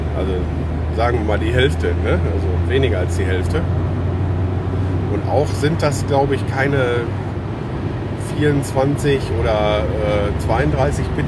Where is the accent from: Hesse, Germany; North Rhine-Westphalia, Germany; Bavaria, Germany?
North Rhine-Westphalia, Germany; Lüdenscheid; moved away; Gibt super schöne Natur auch äh, bei uns im Sauerland